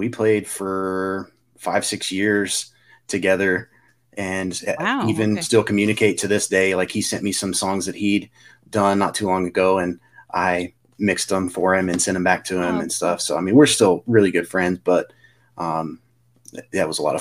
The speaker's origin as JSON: {"language": "English", "town": "Clovis", "region": "New Mexico", "country": "United States", "said": "We're actually from Eastern New Mexico, Clovis, New Mexico, where there's an Air Force base."}